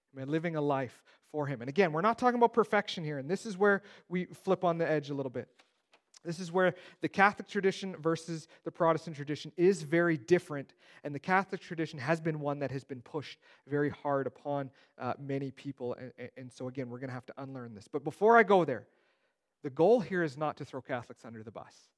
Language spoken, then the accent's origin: English; Steinbach, Manitoba, Canada; I grew up in Steinbach. It's the Mennonite Mecca of the world